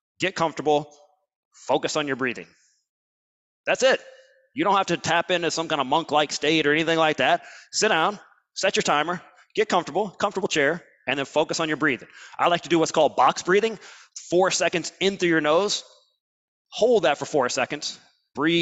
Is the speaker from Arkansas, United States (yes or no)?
no; Alabama, United States; I'm from Alabama